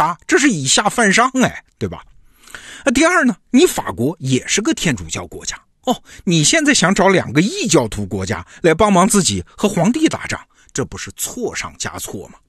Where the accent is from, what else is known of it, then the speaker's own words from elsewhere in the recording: China; 你看这套论证，我们中国人其实挺熟的啊。